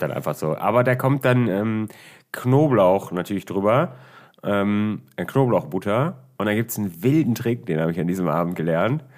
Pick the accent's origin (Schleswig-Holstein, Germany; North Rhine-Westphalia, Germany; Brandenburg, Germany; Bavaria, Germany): North Rhine-Westphalia, Germany; Düsseldorf; bei uns in Düsseldorf